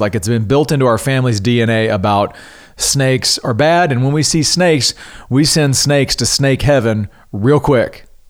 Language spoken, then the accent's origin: English; Louisiana, United States; now in Texas, United States; I'm originally from Louisiana, so I'm familiar with critters